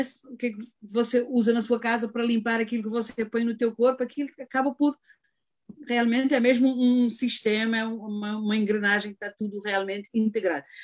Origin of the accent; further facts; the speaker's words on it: Cape Verde; moved away as an adult; now in United States; sou imigrante, venho de Cabo Verde, fiz uma carreira em Cabo Verde